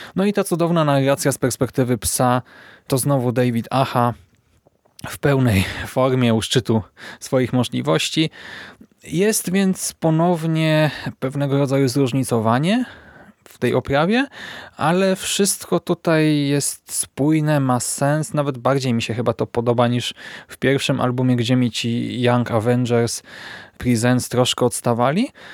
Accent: Poland; my, polscy czytelnicy

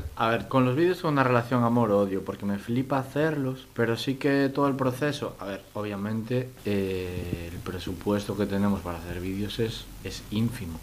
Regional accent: Moaña, a village across from Vigo, Galicia, Spain; soy de, de Boaña y un, pueblito enfrente de Vigo

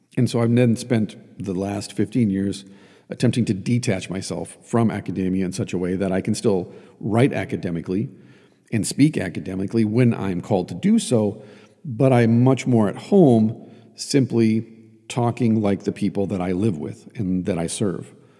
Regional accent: Iron Range of Minnesota, United States; I grew up on the Iron Range of Minnesota

